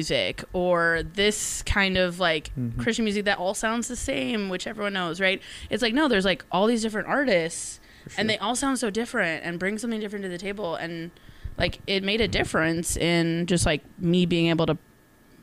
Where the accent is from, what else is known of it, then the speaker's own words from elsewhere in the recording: Tampa, Florida, United States; moved away; I grew up in Tampa, Florida.